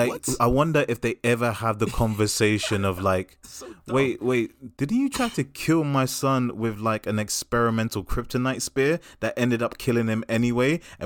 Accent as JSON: {"language": "English", "town": "Brooklyn", "region": "New York", "country": "United States", "tie": "born or raised there", "said": "like, when I grew up in Brooklyn, we didn't have girls like you."}